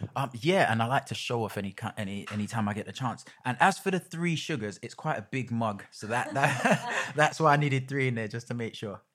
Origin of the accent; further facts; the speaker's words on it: London, United Kingdom; I was about ten minutes up the road in Stoke